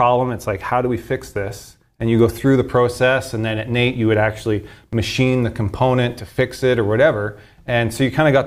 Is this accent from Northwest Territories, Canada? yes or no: no; Sherwood Park, Alberta, Canada; also born or lived in Edmonton; I was born here in Edmonton. Lived in Edmonton for the first 4 or 5 years. Then I moved to Sher Park, kind of the outskirts of Edmonton there